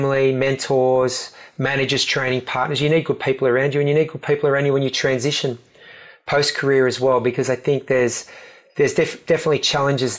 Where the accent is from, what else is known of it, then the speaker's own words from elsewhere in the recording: Australia; we went up as the Aussie team